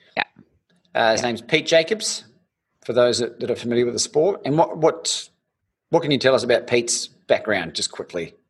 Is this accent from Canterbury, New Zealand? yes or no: yes; Christchurch, Canterbury, New Zealand; growing up in Christchurch in New Zealand